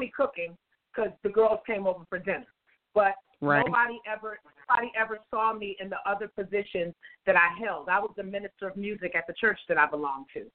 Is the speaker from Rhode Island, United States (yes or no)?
no; New York, United States; I was born and raised in New York